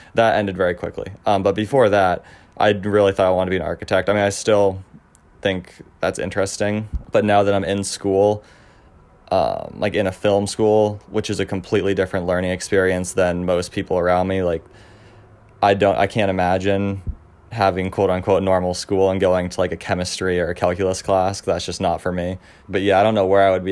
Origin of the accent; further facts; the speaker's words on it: Cape Elizabeth, Maine, United States; I'm from Cape Elizabeth, Maine, which is right outside of Portland.